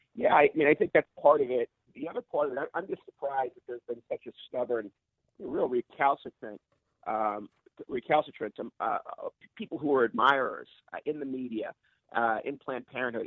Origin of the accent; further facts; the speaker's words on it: Boston, Massachusetts, United States; my hometown of Boston